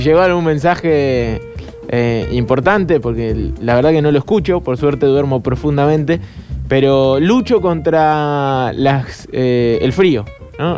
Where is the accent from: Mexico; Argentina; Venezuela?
Argentina; Bahía Blanca, Buenos Aires Province; now in Córdoba, Argentina; 2007 estaba en Bahía Blanca y me pasó algo increíble, insólito, que en ese momento yo iba al colegio todavía y me vine las vacaciones de julio acá